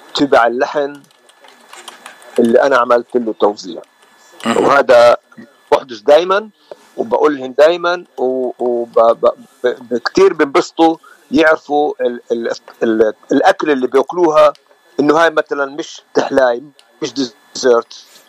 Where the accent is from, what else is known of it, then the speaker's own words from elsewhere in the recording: Nazareth, Northern District, Israel; moved away as an adult; now in United States; وانا من الناصره من فلسطين